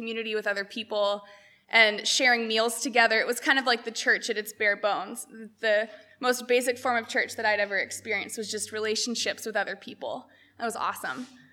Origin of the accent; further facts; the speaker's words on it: Chino, California, United States; moved away as an adult; also born or lived in Harrisburg, Pennsylvania; I grew up here in Chino, and it's really cool to be back